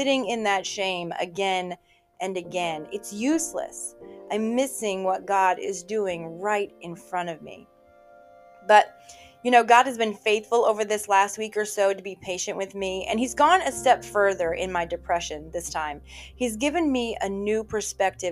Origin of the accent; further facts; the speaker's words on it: Virginia, United States; moved away; my home state of Virginia, my hometown